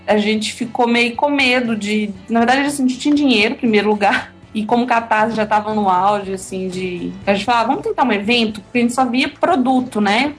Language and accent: Portuguese; Eunápolis, Bahia, Brazil; now in Belo Horizonte, Brazil; eu sou do interior da Bahia, cidade chama Eunápolis.